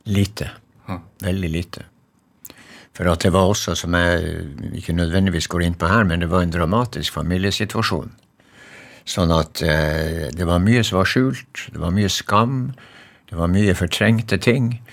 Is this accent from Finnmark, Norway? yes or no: yes; Magerøya, Finnmark, Norway; moved away; jeg kommer jo fra Magerøy, ikke sant, og der er det ingen trær